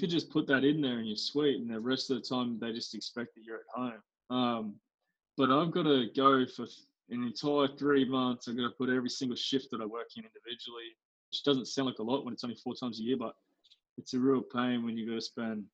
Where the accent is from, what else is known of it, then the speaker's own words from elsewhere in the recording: Australia; as an Aussie